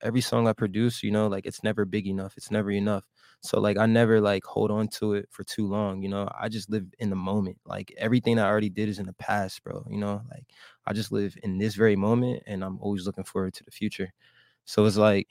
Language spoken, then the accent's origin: English; Woodbury, New Jersey, United States; moved away as an adult; also born or lived in Camden, New Jersey / Collingswood, New Jersey; now in Miami, United States; I was born in Camden, New Jersey. Then we moved to Collingswood, and then I grew up in a small town called Woodbury, like right outside of Philadelphia.